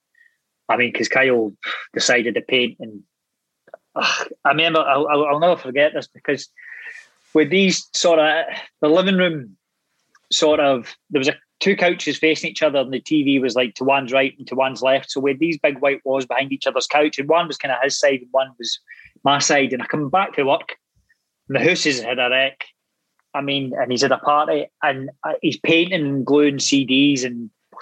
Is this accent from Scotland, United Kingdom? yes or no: yes; Greenock, Scotland, United Kingdom; because I'm from Greenock, I'm working class